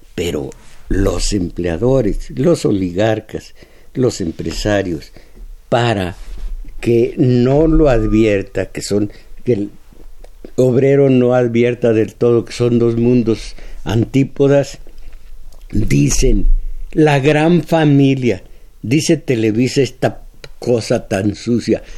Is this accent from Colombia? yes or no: no; Mexico